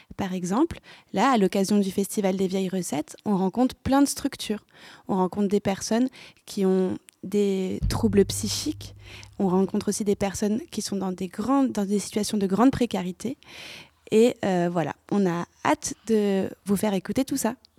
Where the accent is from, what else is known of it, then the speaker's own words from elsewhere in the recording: Lyon, Auvergne-Rhône-Alpes, France; je viens de Lyon